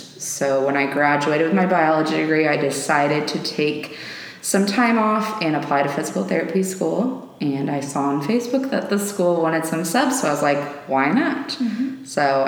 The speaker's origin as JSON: {"language": "English", "town": "Mason City", "region": "Illinois", "country": "United States", "tie": "born or raised there", "said": "I went to Illini Central, so it's hometown pride, I guess. Mm-hmm. So I've always lived here."}